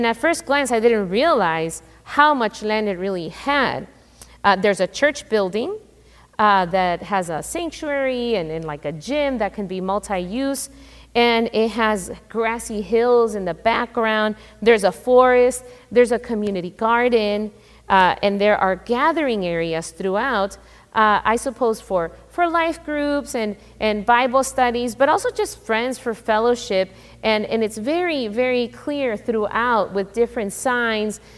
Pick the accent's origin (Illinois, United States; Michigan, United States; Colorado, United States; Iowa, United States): Illinois, United States; Chicago; I grew up in Chicago, inner city Chicago